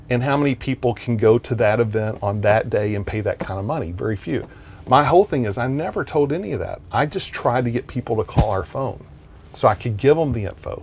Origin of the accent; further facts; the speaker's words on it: Texas, United States; I'm from Texas